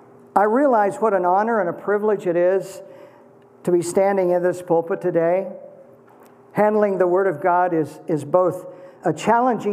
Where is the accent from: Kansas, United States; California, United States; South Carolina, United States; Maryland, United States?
Kansas, United States; as a boy growing up in Kansas